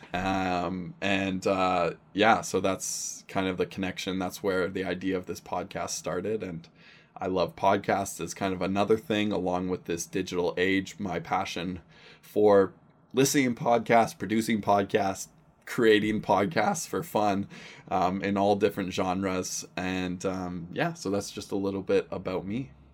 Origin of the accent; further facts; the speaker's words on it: Surrey, British Columbia, Canada; I grew up in Surrey, B C.